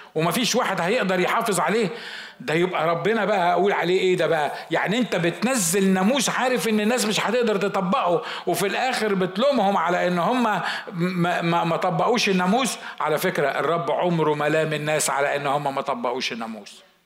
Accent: Egypt; عندنا في مصر

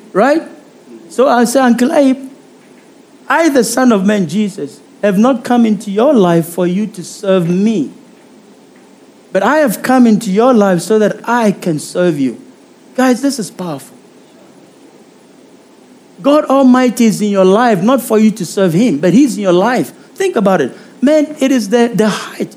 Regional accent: South Africa; I'm a South African

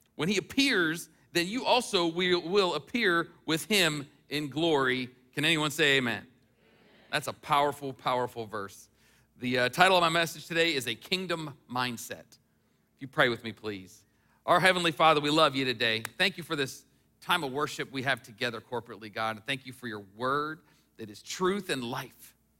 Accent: United States; I was from the United States

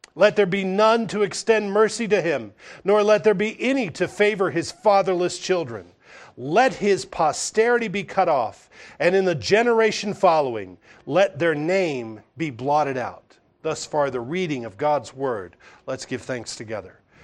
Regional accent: the South, United States; I grew up hearing in the South

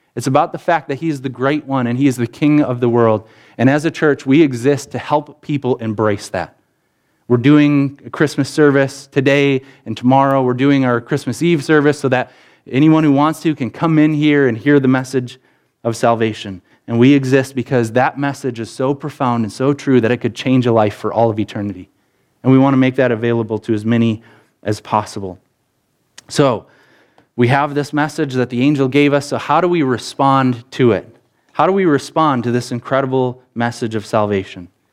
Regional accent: Rockton, Illinois, United States; grew up in Rockton, Illinois, and that meant that we, my brothers and I, we went to Sherlyn School

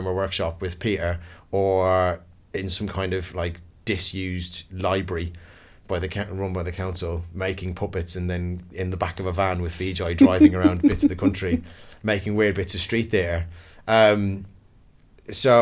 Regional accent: Dublin, Leinster, Ireland; also born or lived in Kildare; now in London, United Kingdom; I was born and raised in Dublin City. And then I moved to the countryside. I moved to a place called Kildare

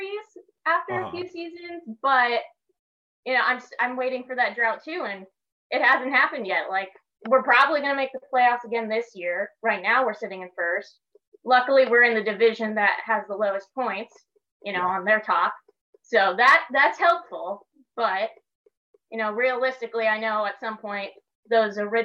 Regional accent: Las Vegas, Nevada, United States; I'm originally from Vegas

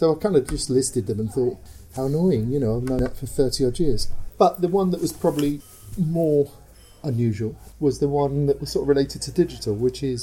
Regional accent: London, United Kingdom; I come from Shoreditch

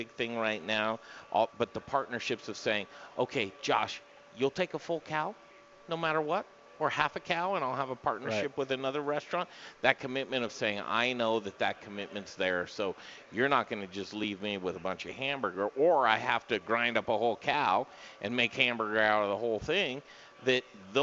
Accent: Colorado, United States; I grew up in Colorado

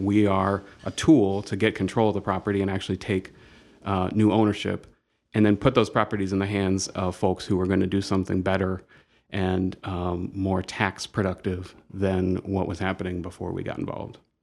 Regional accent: Dayton, Ohio, United States; moved away as an adult; now in Toledo, United States; I grew up in Dayton and was there until undergrad

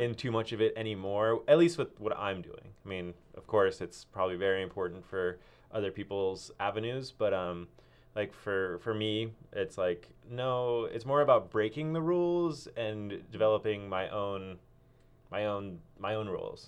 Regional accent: Cupertino, California, United States; now in Ashland, United States; I grew up in Cupertino, Silicon Valley.

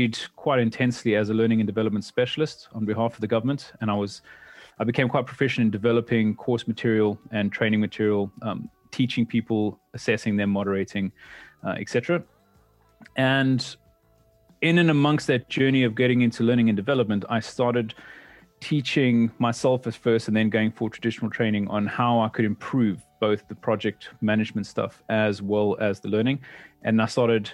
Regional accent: South Africa; moved away; I'm originally a South African born mechanical engineer

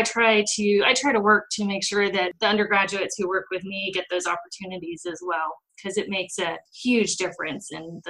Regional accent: United States; moved away; also born or lived in Connecticut, United States / Los Angeles, California, United States; I grew up half in Connecticut and then half in Los Angeles

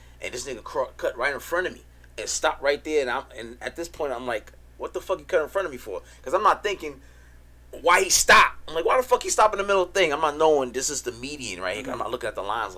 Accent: New York, United States; we're from New York

